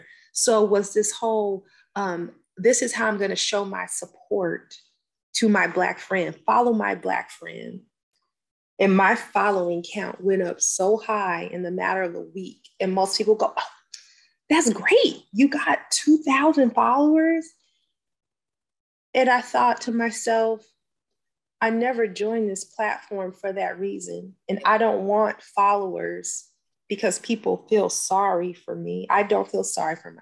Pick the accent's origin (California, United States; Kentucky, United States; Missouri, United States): California, United States; now in Georgia, United States; Originally from California. And it was one big melting pot